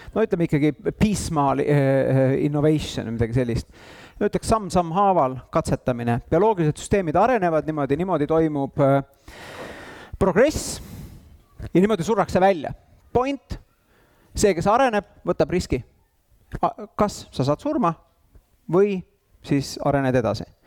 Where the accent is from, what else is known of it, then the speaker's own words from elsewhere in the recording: Tallinn, Harju County, Estonia; mina käisin Lasnamäel saja viiekümne kolmandas lastepäeva kodus